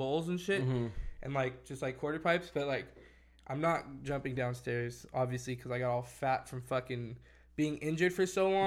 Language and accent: English; Victorville, California, United States; also born or lived in Whittier, California; I moved up to Victorville when I was like 2 or 3